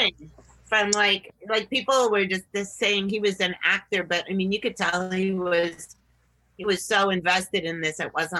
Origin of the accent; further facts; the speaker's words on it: New England, United States; grew up in New England